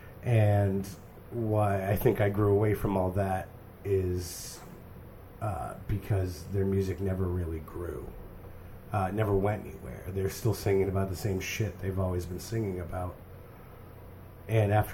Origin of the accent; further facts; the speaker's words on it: New Hampshire, United States; I'm from New Hampshire.